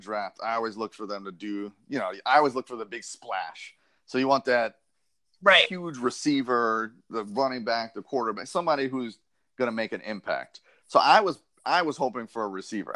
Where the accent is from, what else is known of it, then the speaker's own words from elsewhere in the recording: New York, United States; now in Florida, United States; I was born in New York, so my whole family is Giants and Jets fans